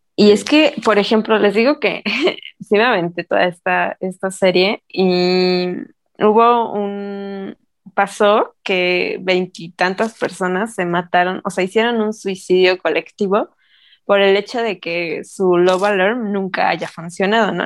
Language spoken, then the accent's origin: Spanish; Mexico; nosotros como mexicanos